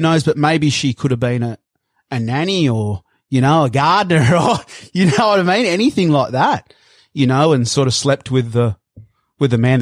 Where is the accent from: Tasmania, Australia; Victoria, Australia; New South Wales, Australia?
New South Wales, Australia; Sydney; moved away as an adult; also born or lived in Brazil / Queensland; growing up in Bondi